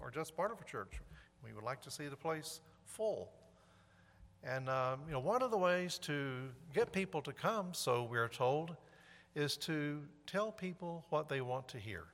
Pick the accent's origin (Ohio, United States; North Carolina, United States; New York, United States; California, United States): North Carolina, United States; High Point; moved away; I'm from High Point